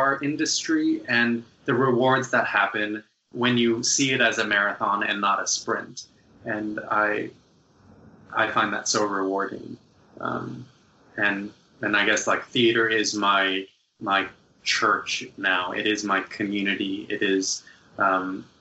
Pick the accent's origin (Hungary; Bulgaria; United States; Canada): United States; New York City, New York; my hometown has all of it in my backyard